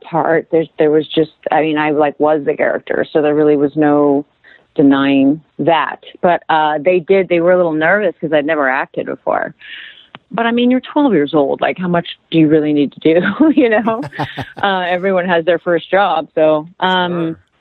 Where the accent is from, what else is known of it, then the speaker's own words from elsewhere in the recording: Los Angeles, California, United States; I'm from L.A.